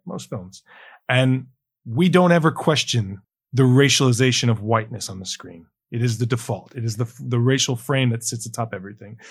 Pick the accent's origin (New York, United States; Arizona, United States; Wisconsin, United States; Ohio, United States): New York, United States; New York City; I come from New York City, but I went to schools in suburbs